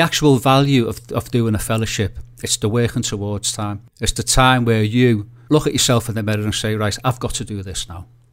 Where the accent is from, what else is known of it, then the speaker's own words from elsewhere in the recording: Liverpool, North West England, United Kingdom; I'm a photographer from Liverpool